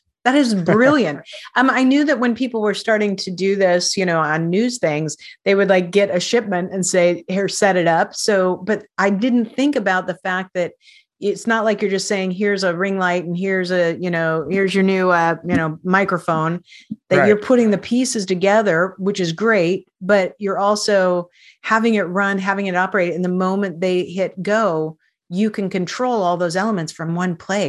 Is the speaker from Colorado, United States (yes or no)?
no; Spokane, Washington, United States; We are a global society now, even when I came from Spokane, Washington.